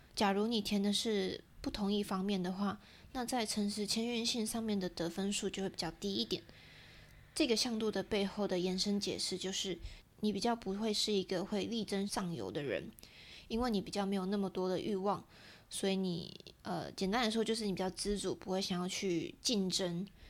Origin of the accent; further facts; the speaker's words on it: Taiwan; 对我们台湾人来说更贴近我们一点